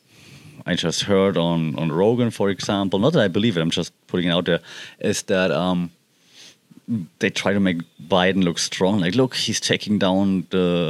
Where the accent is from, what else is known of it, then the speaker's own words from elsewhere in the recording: Germany; moved away; I'm from Germany